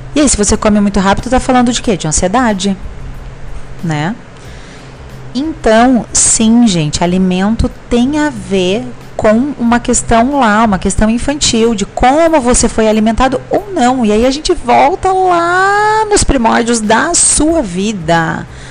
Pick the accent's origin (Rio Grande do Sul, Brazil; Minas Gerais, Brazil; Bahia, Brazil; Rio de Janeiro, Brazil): Rio Grande do Sul, Brazil; como a gente fala no Rio Grande do Sul, sou gaúcha